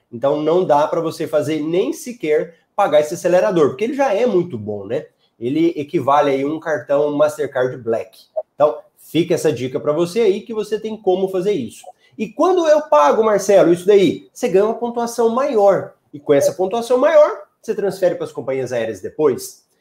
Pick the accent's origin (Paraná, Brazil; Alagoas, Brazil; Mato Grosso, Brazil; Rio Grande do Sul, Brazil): Mato Grosso, Brazil; Cuiabá; da minha cidade